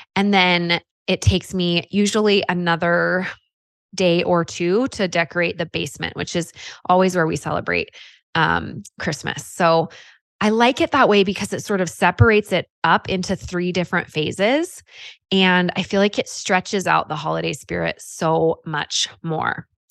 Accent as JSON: {"language": "English", "region": "California", "country": "United States", "tie": "born or raised there", "moved": "yes", "lives_now": "Utah, United States", "said": "I grew up in California"}